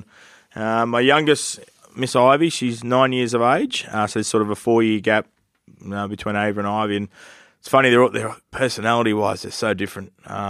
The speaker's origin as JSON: {"language": "English", "town": "Newcastle", "region": "New South Wales", "country": "Australia", "tie": "born or raised there", "said": "I grew up in Newcastle in a rugby league family. The Knights come in the competition as a kid."}